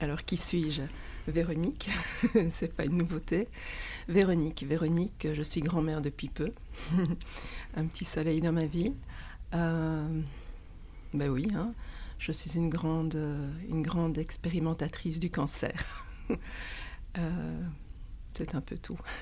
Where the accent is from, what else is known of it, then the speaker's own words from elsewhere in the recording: Belgium; chez nous en Belgique